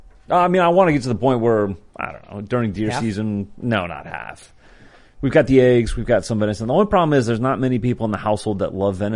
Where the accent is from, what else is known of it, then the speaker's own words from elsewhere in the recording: Kansas, United States; moved away; I grew up in Kansas.